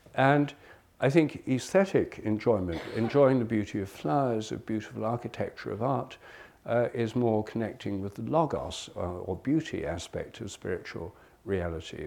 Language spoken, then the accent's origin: English; England, United Kingdom; also born or lived in India; I'm English. I was born in England